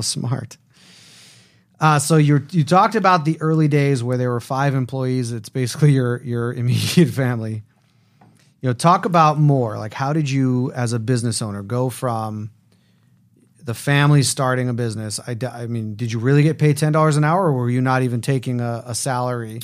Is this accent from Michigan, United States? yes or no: no; Las Vegas, Nevada, United States; when I grew up in Las Vegas, I was a part of the B'nai B'rith Youth Organization